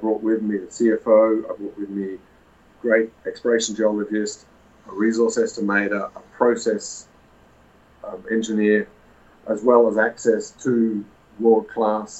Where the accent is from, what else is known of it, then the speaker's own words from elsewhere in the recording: Australia; moved away as an adult; also born or lived in Ecuador / Peru / Nevada; I'm a geologist from Australia originally